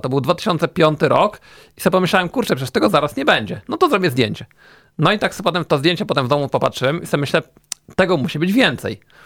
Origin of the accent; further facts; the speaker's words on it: Warsaw, Masovian Voivodeship, Poland; jestem z Warszawy